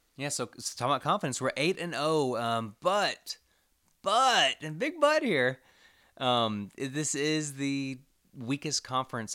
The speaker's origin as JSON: {"language": "English", "town": "Commerce", "region": "Texas", "country": "United States", "tie": "born or raised there", "said": "I grew up in Commerce, Texas"}